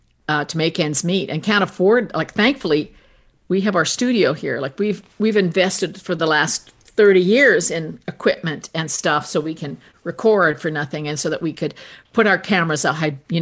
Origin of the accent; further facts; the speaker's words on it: Canada; Well, thankfully, being Canadian, there's no comfort out there left for us.